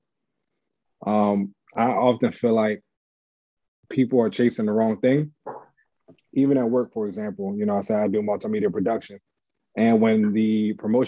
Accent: Washington, District of Columbia, United States; also born or lived in Montgomery County, Maryland / Prince George's County, Maryland; I was born in Southeast though, Greater Southeast Community Hospital. That's where I originated from.

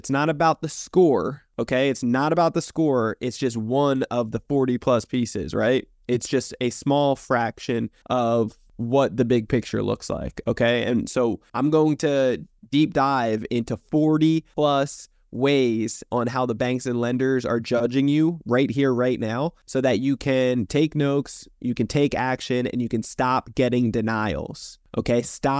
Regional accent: New Jersey, United States; See, I come from New Jersey originally, a dysfunctional family to say the least

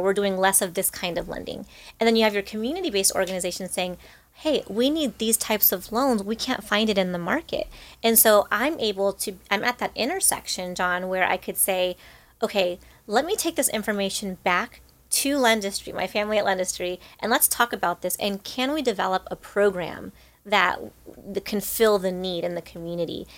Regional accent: Rancho Cucamonga, California, United States; I grew up in Rancho Cucamonga

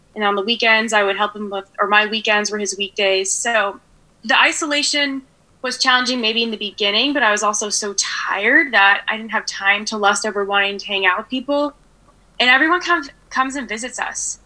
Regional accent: Danville, California, United States; In the East Bay of the Bay Area

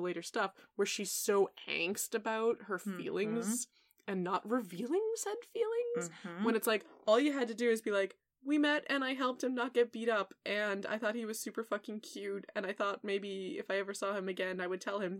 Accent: New England, United States; I grew up in New England

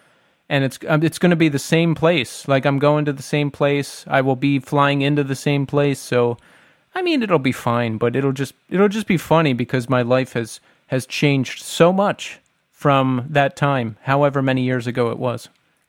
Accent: Philadelphia, Pennsylvania, United States; No, we have Philadelphia ties. That is where we are from. I was born in the Northeast, raised in the suburbs, and then I lived in the city for 10 years.

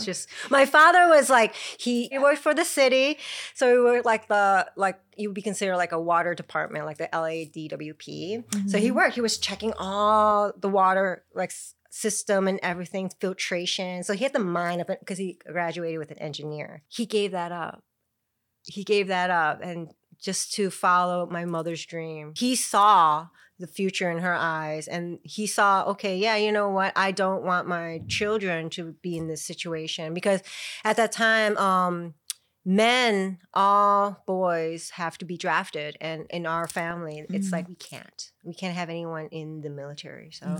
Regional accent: Chicago, Illinois, United States; now in Thailand; I was born in Chicago.

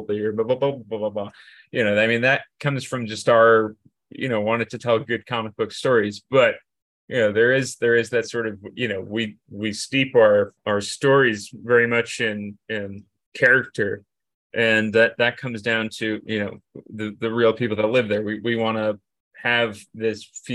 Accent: New Jersey, United States; moved away as an adult; I'm from New Jersey, and I mean, there's an awful lot of bad things about New Jersey. You know, and it's just, I love New Jersey, and you know, I grew up here

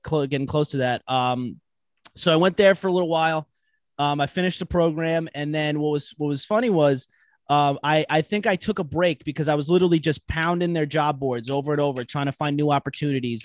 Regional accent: Long Island, New York, United States; I'm from Long Island, New York. I'm, uh, live out in West Babylon.

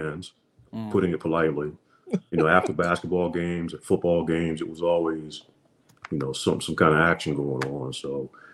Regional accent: Alexandria, Virginia, United States; moved away as an adult; also born or lived in Boston; now in Pennsylvania, United States; So I grew up in Alexandria. That was a mailing address. Fairfax County was the county I grew up in. But I grew up in Franconia area.

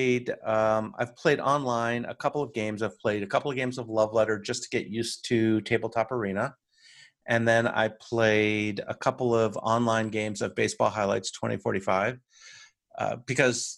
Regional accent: United States; also born or lived in Washington, D.C. area; I'm your American host

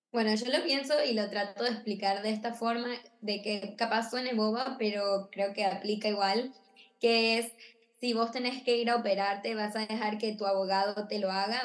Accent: Argentina; now in Miami, United States; vivo en Miami, eh, soy de Argentina

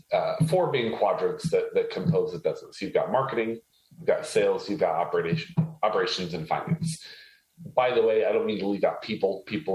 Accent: Haiti; So I was actually born and raised in a third world country. I was born and raised in Haiti.

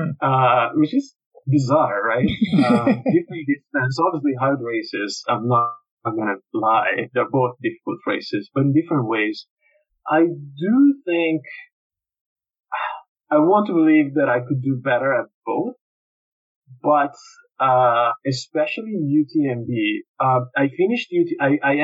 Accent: Italy; now in Canada; I was registered as Italian, yeah, and I'm not Canadian citizen yet

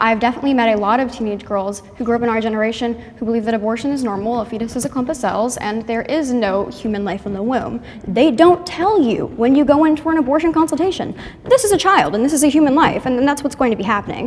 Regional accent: Charlotte, North Carolina, United States; I am from Charlotte, North Carolina

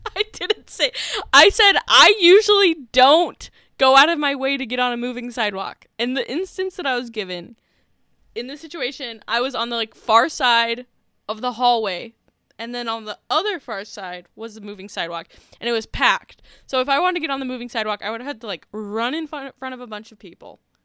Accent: St. George, Utah, United States; when I grew up in Saint George, Utah, there was one bar

